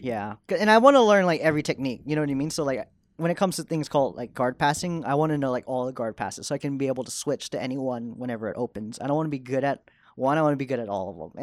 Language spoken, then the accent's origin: English; Dallas, Texas, United States; moved away as an adult; now in New York, United States; I was born in Dallas and I was raised there.